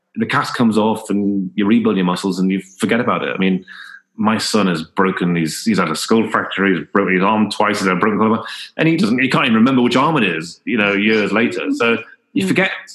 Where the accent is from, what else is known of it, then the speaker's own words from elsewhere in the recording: Newcastle upon Tyne, North East England, United Kingdom; I was born in in Newcastle